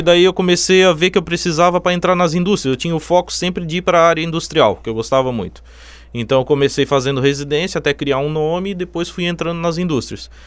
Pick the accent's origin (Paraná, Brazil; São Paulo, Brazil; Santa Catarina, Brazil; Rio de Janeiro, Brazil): Santa Catarina, Brazil; Içara; also born or lived in Jaraguá do Sul; eu sou de Sara, nasci em Sara